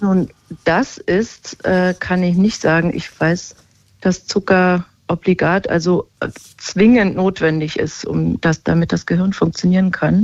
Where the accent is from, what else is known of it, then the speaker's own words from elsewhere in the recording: Berlin, Germany; Ich bin Berlinerin